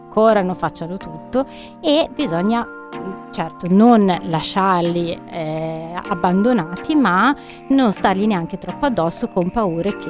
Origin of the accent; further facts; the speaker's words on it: Piedmont, Italy; io sono piemontese